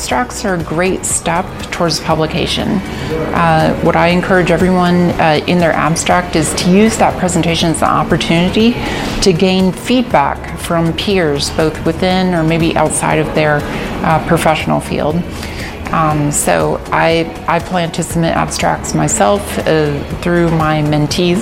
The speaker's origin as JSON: {"language": "English", "country": "United States", "said": "I am a urologist from the United States"}